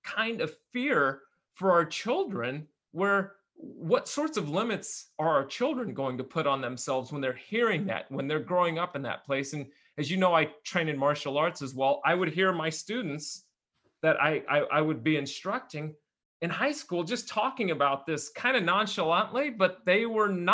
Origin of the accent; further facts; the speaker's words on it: Bay Area, close to San Francisco, California, United States; We're in California. We grew up in the Bay Area, close to San Francisco